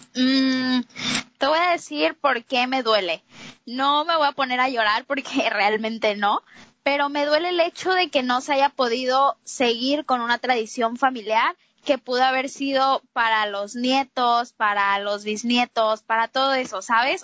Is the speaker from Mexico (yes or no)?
yes; Mexico; todos aquí somos mexicanos